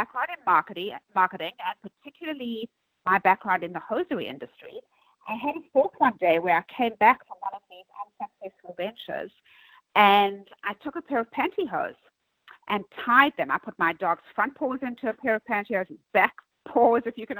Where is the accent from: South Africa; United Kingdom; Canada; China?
South Africa; moved away as an adult; also born or lived in Manhattan, New York; now in New York, United States; I'm originally from South Africa